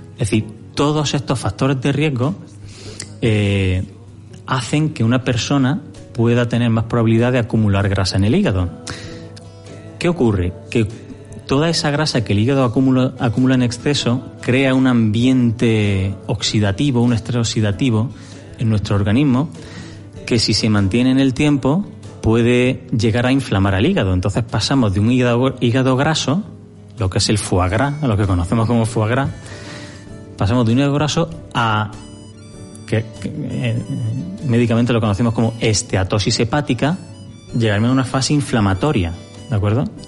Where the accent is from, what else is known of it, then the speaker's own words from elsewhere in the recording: Granada, Andalusia, Spain; now in Jávea, Spain; yo soy oriundo de Granada